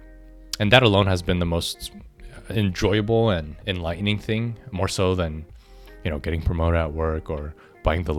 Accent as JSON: {"language": "English", "area": "Orange County", "region": "Southern California", "country": "United States", "tie": "born or raised there", "said": "I grew up in Southern California, Orange County"}